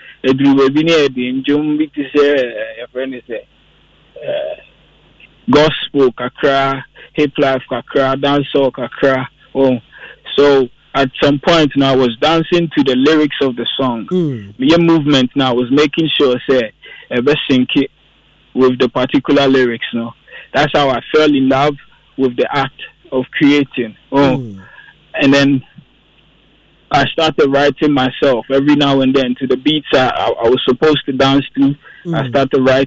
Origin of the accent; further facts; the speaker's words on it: Tema, Greater Accra, Ghana; I'm born and raised in Tema